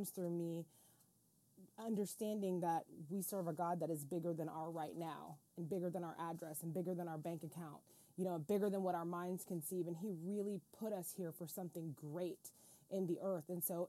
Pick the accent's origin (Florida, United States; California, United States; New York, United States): Florida, United States; It's so funny because I grew up in a really small town, and the funny part is my dad was a pastor and a cowboy